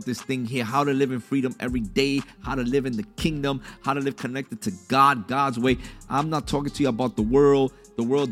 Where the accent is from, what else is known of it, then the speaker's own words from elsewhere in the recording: New York, United States; I'm Puerto Rican. My mom was born in Puerto Rico. I was born in New York